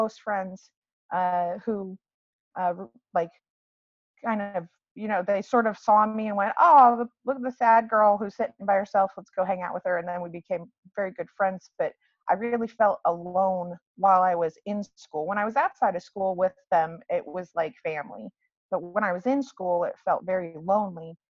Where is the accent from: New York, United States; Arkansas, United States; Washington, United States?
Washington, United States; I hail from the Washington Pacific Northwest area. I was born and raised in Washington